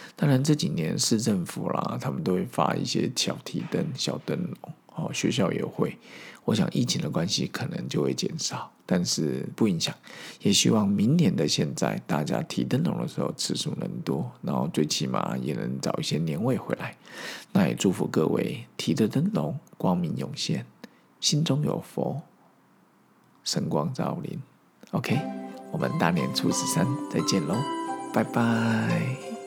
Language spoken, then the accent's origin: Chinese; Zhongli, Taoyuan, Taiwan; 我在十岁以前是在中立私校长大，那边是三合院